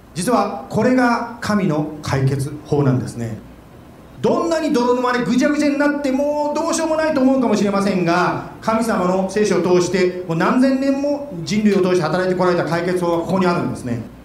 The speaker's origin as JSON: {"language": "Japanese", "country": "Japan", "tie": "born or raised there", "moved": "yes", "lives_now": "Arizona, United States", "said": "日本で生まれて日本で育ったものなんですけども"}